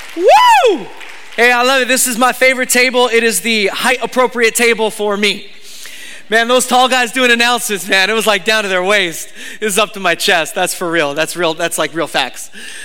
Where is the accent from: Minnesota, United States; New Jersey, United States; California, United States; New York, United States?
California, United States; but I was like from California.